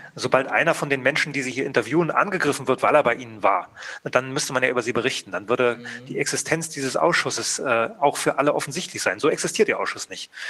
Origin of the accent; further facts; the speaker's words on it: GDR, East Germany, Germany; Ich bin ja aus der DDR